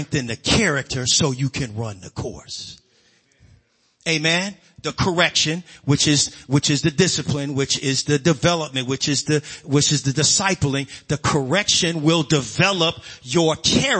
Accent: Chicago, Illinois, United States; growing up on the South Side in Chicago

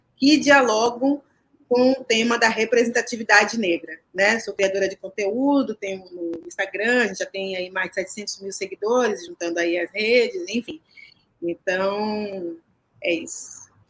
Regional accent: Salvador, Bahia, Brazil; moved away as an adult; also born or lived in São Paulo; nasci em Salvador, né? E a minha vida artística começa em Salvador. Então, eu comecei a fazer teatro lá há 22 anos.

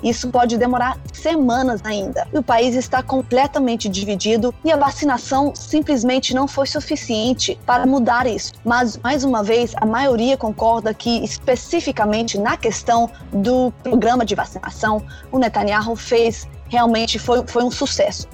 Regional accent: Denmark; now in Israel; eu nasci na Dinamarca, eu sou dinamarquesa

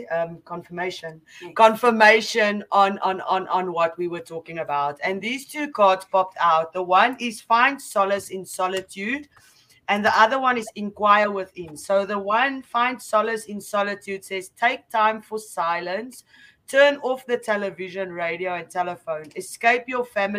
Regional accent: South Africa; I'm from South Africa

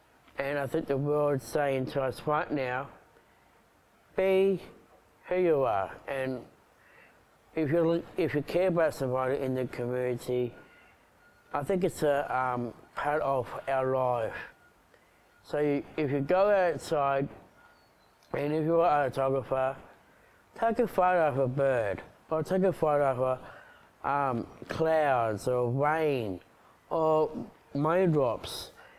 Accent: Uki / Wollongbar area, New South Wales, Australia; 35 years old and I'm an advocacy for disabilities. I grew up in Woonabah back in 1984. I go to Woonabah East Primary School. I go to Coolgardie Special School with all Down syndrome

